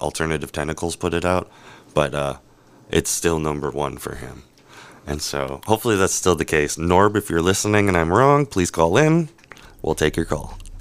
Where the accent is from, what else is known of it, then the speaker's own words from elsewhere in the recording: Wisconsin, United States; I'm from Wisconsin